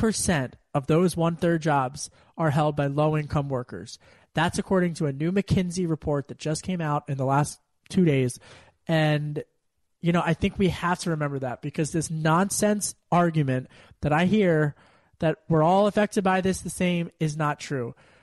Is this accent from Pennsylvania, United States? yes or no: yes; Pennsylvania, United States; You know, when I was a kid growing up in Delco, my dad at the dinner table, he would always have one stat that he heard.